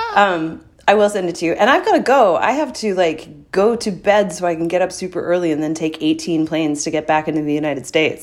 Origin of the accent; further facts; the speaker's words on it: St. John's, Newfoundland and Labrador, Canada; moved away; hanging out in my hometown